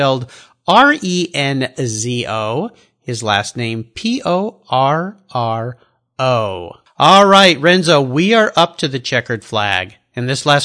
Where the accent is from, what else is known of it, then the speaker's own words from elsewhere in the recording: United States; being an American